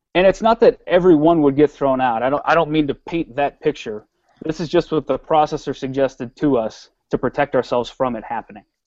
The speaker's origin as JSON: {"language": "English", "region": "Wisconsin", "country": "United States", "tie": "born or raised there", "said": "I'm a Midwesterner. I was born in Wisconsin"}